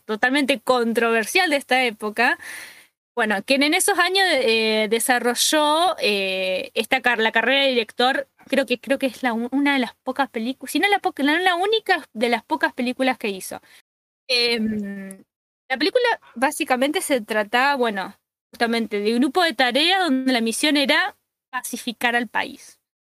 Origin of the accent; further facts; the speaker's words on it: Argentina; acá, por lo menos en Argentina